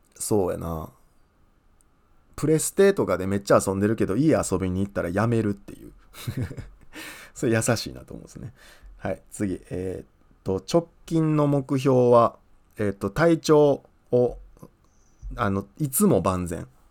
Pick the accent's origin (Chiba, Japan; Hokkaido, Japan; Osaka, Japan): Osaka, Japan; 僕あの大阪の旭 区っていうとこ出身なんですけど